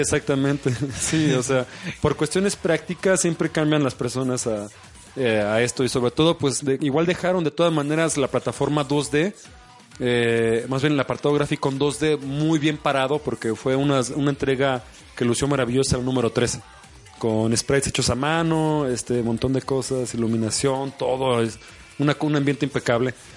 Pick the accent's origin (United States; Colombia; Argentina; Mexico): Mexico; es nuestro deber como mexicanos